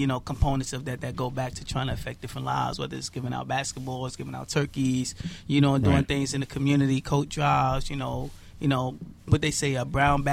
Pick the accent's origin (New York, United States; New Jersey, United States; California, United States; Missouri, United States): New York, United States; New York City; I'm from Bushwick